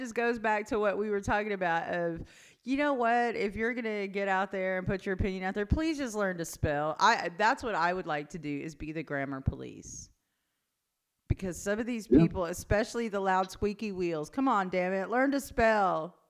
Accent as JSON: {"language": "English", "region": "Oklahoma", "country": "United States", "said": "we're from the West Studi side of Oklahoma."}